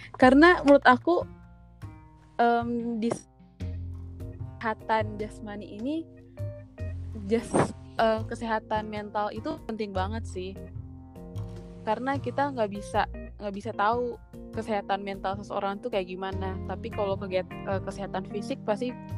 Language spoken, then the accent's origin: Indonesian; Jakarta, Indonesia; aku kan dari Jakarta yang ngomongnya ya kayak gini